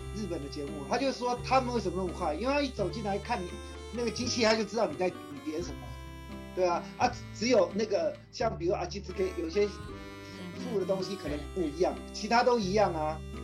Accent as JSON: {"language": "Chinese", "country": "Taiwan", "said": "可是我们台湾人饺子就主食啊"}